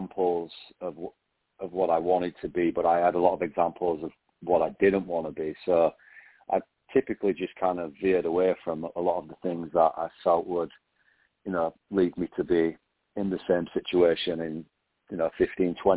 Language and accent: English; England, United Kingdom; moved away as an adult; now in Singapore; I grew up in England